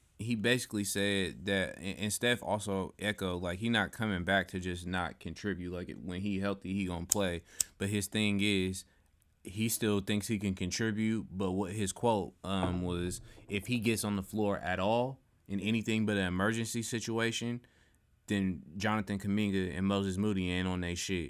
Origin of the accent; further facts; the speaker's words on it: Greece; I'm not just Greek. I'm Nigerian.